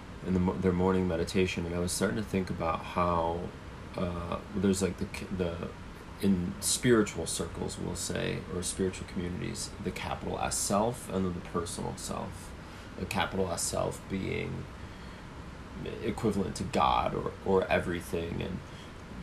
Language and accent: English; Cleveland, Ohio, United States; moved away; my hometown in Cleveland